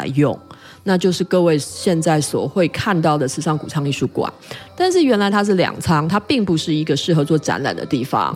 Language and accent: Chinese; Taipei, Taiwan; 我台北人